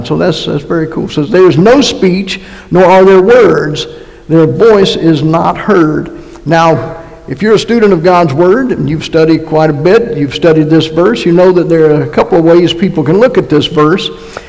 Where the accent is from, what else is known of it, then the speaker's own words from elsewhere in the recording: North Carolina, United States; moved away; also born or lived in Massachusetts; And by the way, I am from North Carolina and went to Massachusetts, so that's where I got my accent, in case somebody is wondering.